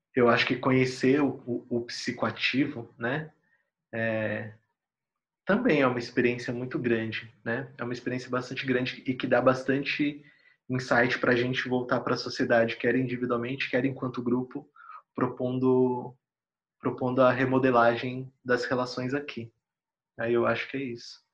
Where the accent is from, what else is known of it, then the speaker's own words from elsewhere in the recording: São Paulo, Brazil; em Itaquera, onde eu cresci, tinha bastante poperô quando eu era molequinho